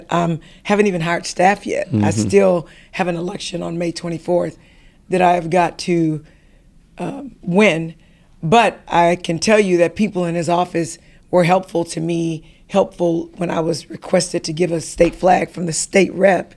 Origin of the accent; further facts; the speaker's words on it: Houston, Texas, United States; I am from Third Ward. You know, my grandmother was from Fifth Ward. So we are the inner city